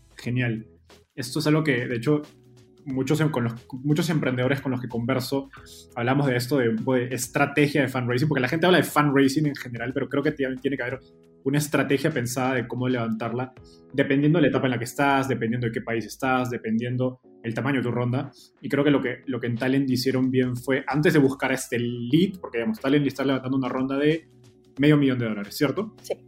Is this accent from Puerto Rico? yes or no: no; Peru; yo soy peruano